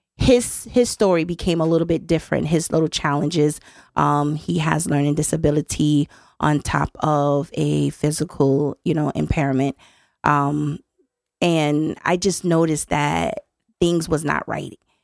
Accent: Miami, Florida, United States; moved away as an adult; now in Connecticut, United States; I'm from Miami, hmm, Florida

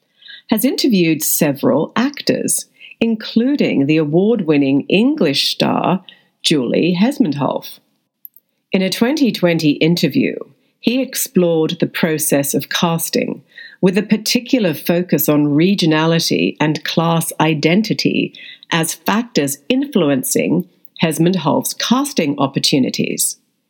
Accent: Australia; As an Australian, I had changed my accent to RP and was cast as a lawyer, a member of the aristocracy, or someone of means.

